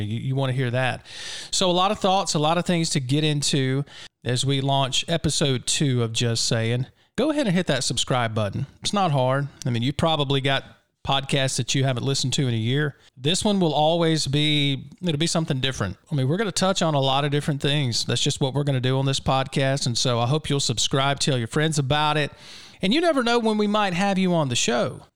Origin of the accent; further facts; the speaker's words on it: Mississippi, United States; I'm a native Mississippian